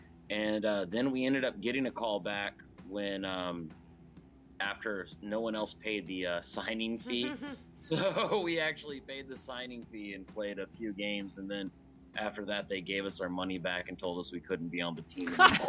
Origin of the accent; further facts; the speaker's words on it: Dallas, Texas, United States; from Dallas, Texas.